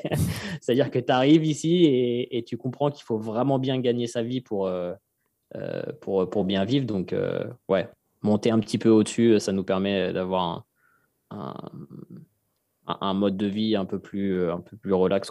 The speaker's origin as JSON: {"language": "French", "town": "Fresnes", "region": "Île-de-France", "country": "France", "tie": "born or raised there", "said": "j'ai grandi euh, à Fresnes dans le 94"}